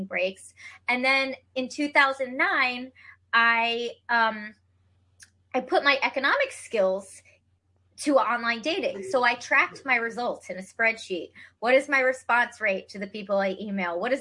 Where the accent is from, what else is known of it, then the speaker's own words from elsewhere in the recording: Cherry Hill, New Jersey, United States; moved away as an adult; also born or lived in Ithaca, New York / Washington, D.C.; So I am from New Jersey originally, South Jersey, Cherry Hill.